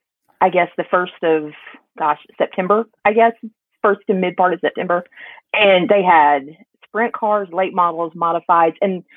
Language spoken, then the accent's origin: English; Henderson, Kentucky, United States; moved away as an adult; also born or lived in Tennessee; now in Evansville, United States; Henderson, actually, which is just on the other side of Evansville. It's kind of like Minneapolis, St. Paul, the little suburbs and such. I grew up on the Kentucky side of the bridge.